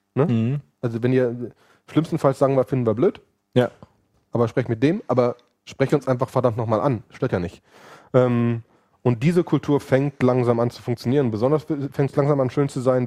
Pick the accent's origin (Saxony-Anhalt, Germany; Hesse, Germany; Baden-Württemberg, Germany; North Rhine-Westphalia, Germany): North Rhine-Westphalia, Germany; Cologne; ich bin äh, Kölner, Familienvater, Serienunternehmer